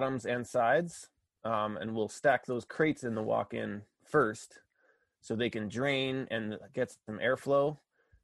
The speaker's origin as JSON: {"language": "English", "region": "Pennsylvania", "country": "United States", "tie": "born or raised there", "also_born_or_lived": "Connecticut", "moved": "as an adult", "lives_now": "Maine, United States", "said": "I grew up in Pennsylvania"}